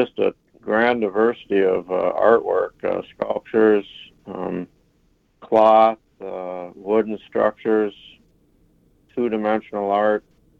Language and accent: English; Jackson, Minnesota, United States; now in Crookston, United States; I was born and raised in Jackson, Minnesota, which is just a few miles north of the Iowa line in southwest Minnesota, Jackson County.